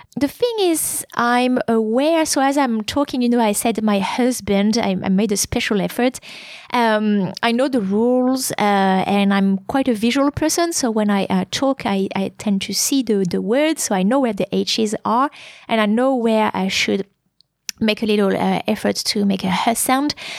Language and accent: English; France; English is a second language